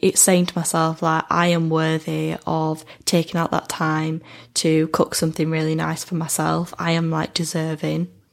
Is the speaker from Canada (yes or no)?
no; United Kingdom; as a British person, because I feel like I've been brought up in a society where I've been told that alcohol is kind of the centre of our lives